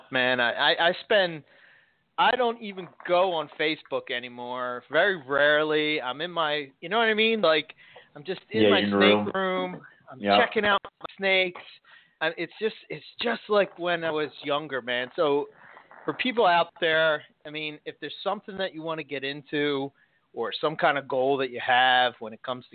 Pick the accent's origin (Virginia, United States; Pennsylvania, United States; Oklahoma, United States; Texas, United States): Pennsylvania, United States; Philadelphia; accent: Philly; my Philly accent